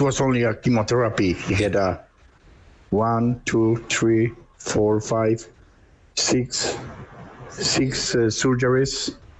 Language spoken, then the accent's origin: English; Poland; English is a second language; now in Ireland; we are from the Poland, uh, and all the family it's outside the border